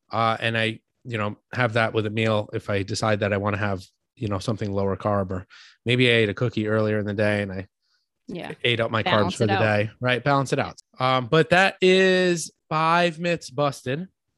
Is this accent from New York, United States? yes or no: yes; New York, United States; I'm from New York.